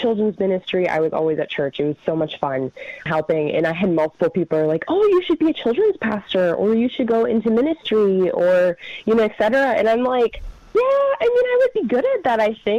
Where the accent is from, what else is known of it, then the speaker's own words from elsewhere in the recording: Minnesota, United States; accent: northern; I grew up in Minnesota, and I grew up in a loving Christian family